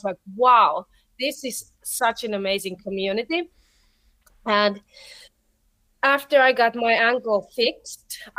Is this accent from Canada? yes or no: no; Turku, Southwest Finland, Finland; my hometown, Turku